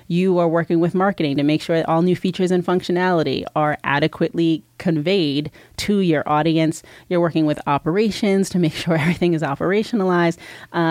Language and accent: English; New Jersey, United States; moved away as an adult; also born or lived in New York; now in Los Angeles, United States; I'm originally from New Jersey. I moved here from New York about 4.5 years ago and never looked back.